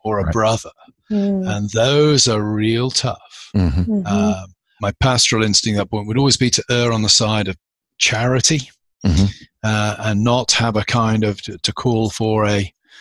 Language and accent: English; United Kingdom; now in United States; I'm a British citizen